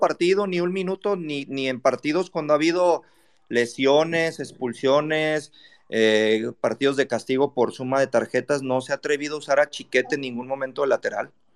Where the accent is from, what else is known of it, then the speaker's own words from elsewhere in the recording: Guadalajara, Jalisco, Mexico; yo soy tapatío